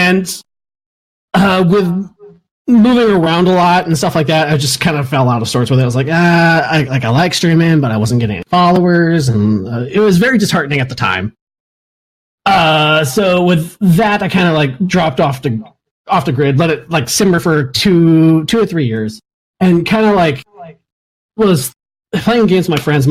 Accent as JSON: {"language": "English", "region": "Alaska", "country": "United States", "tie": "born or raised there", "also_born_or_lived": "East Coast", "moved": "yes", "said": "I'm an Alaskan. I claim to be Alaskan. I'm actually from the East Coast, but I spent my childhood growing up in Alaska."}